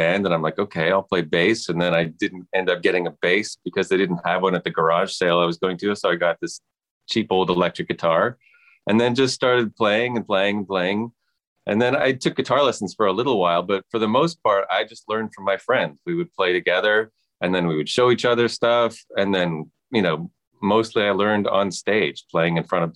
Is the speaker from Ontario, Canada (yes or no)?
yes; Toronto, Ontario, Canada; I was born and raised downtown Toronto